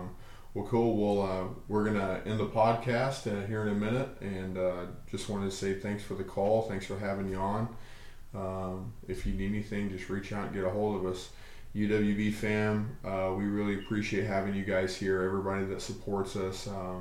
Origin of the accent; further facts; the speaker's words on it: Arkansas, United States; And I'm from Arkansas, and I never really dealt with it there.